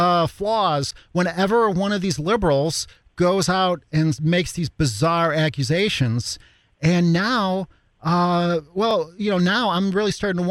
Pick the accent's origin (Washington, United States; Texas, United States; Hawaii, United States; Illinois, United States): Illinois, United States; Chicago; I'm from Chicago, I actually grew up on the south side of Chicago